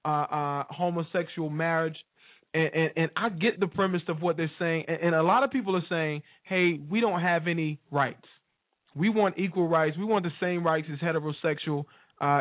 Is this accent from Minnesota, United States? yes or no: no; North Carolina, United States; I'm from North Carolina